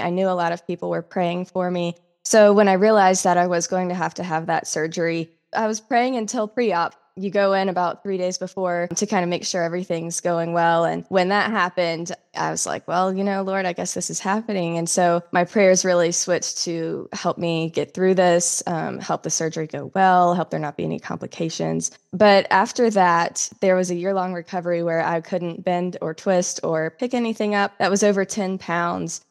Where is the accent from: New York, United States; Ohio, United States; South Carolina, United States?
South Carolina, United States; moved away; I'm originally from South Carolina in the United States.